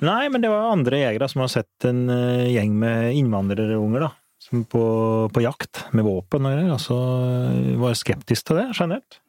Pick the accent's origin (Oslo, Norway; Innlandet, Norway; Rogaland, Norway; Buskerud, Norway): Innlandet, Norway; Flisa; jeg vokste opp på Flisa